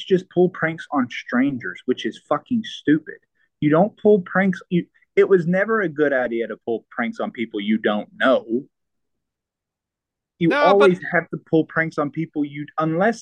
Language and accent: English; the South, United States; accent: Southern; I do have a Southern accent